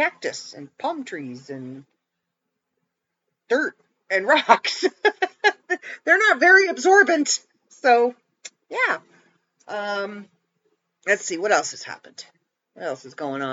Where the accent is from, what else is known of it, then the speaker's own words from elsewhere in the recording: Canada; As a Canadian, it's something I was used